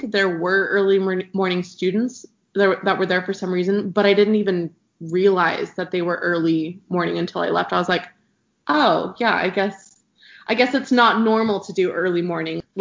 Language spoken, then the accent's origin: English; Terreton, Idaho, United States; I'm from Idaho. It's um, a, I'm from a really small town called Terreton, um, for most people who are probably listening to the podcast, it's about 30 minutes from BYUI.